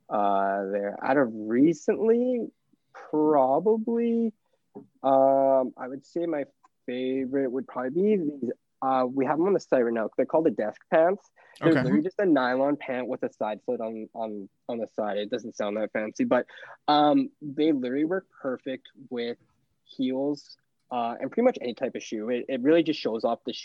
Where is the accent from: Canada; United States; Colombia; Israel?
Canada; I'm not that proud to say I'm from Canada